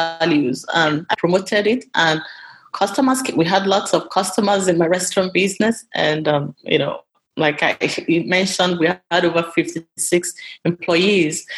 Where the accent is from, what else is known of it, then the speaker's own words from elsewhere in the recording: Nigeria; moved away; my restaurant back home